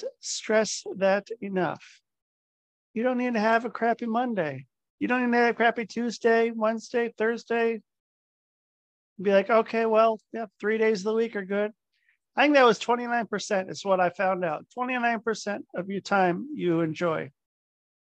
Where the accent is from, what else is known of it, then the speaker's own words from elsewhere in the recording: Cincinnati, Ohio, United States; I was born in Ohio.